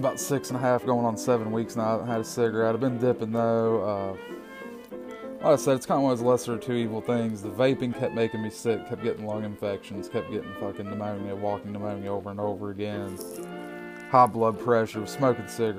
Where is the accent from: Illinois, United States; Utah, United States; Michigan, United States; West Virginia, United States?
West Virginia, United States; growing up in West Virginia